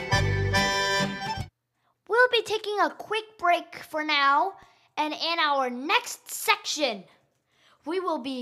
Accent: Shanghai, China; moved away; Standing in my home city of Shanghai, China

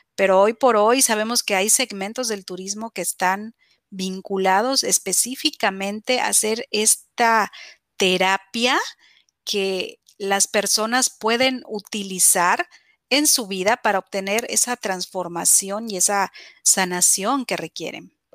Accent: Mexico; en mi país

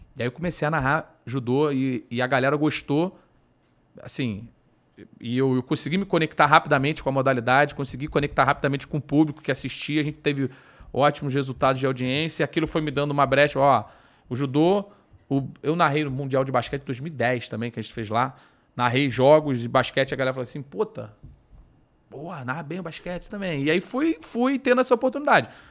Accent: Rio de Janeiro, Brazil; moved away as an adult; now in São Paulo, Brazil; Eu sou do Rio, minha família toda é do Rio, meus camaradas todos são do Rio. Então, assim, o meu, meu, a minha vida sempre foi no Rio

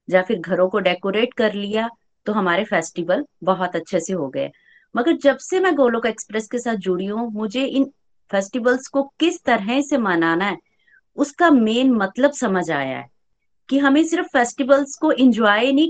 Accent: Chamba, Himachal Pradesh, India; चंबा से हूँ

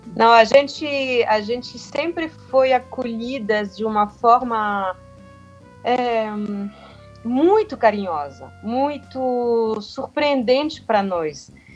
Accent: France; Portuguese is a second language; Eu, sendo francesa

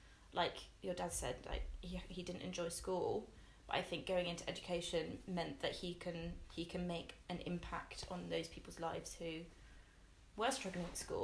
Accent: Devon, South West England, United Kingdom; moved away as an adult; also born or lived in Exeter / Nova Scotia, Canada; now in Bristol, United Kingdom; we came back and we settled... in a little village in the countryside in also Devon, and I grew up there

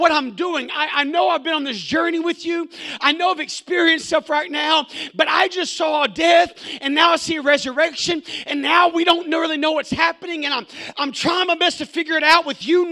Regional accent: Arkansas, United States; when I grew up in Arkansas, we had a kind of a home base of sorts for our neighborhood

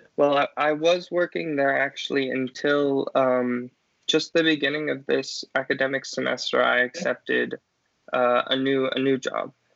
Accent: southern Colorado, United States; I grew up in um, kind of southern Colorado near the sand dunes with my family.

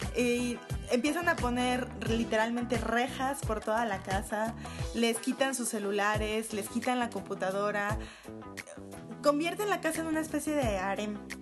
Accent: Mexico

